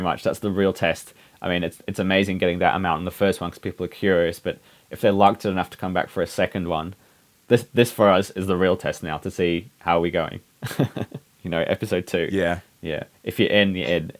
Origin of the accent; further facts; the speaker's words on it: England, United Kingdom; now in New Zealand; growing up in England